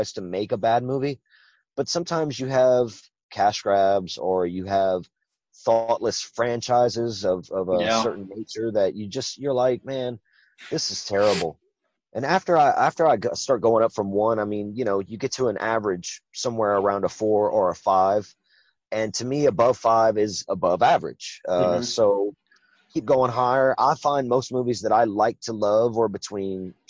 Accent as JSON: {"language": "English", "region": "Louisiana", "country": "United States", "accent": "Cajun", "said": "I'm from Louisiana"}